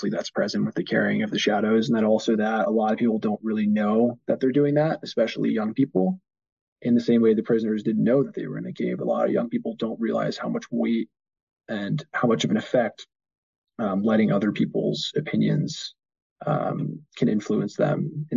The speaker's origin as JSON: {"language": "English", "country": "United States", "said": "I'm American"}